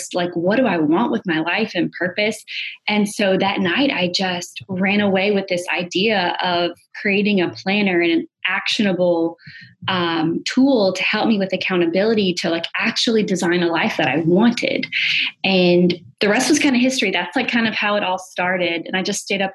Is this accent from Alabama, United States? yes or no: yes; Alabama, United States; moved away; also born or lived in New York; I'm originally from Alabama, and I moved up to New York